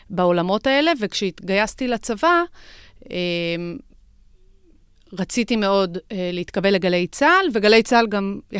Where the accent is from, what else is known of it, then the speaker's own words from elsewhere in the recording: Jerusalem District, Israel; מאזור ירושלים.